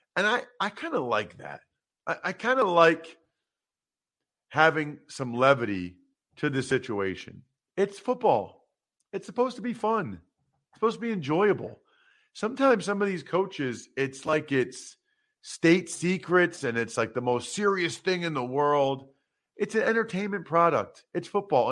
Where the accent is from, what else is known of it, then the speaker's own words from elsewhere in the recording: outside of Philadelphia, Pennsylvania, United States; I grew up outside of Philly